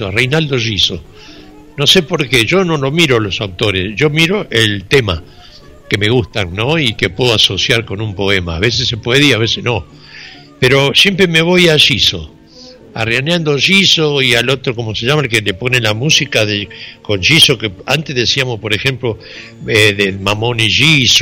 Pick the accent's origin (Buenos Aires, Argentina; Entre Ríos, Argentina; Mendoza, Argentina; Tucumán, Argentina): Buenos Aires, Argentina; moved away; de cuando vine de Buenos Aires, después este, antes de venir de Buenos Aires a Jardino